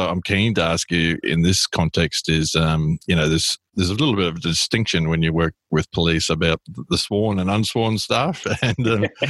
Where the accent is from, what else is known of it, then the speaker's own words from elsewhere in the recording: Queensland, Australia; I'm a Queenslander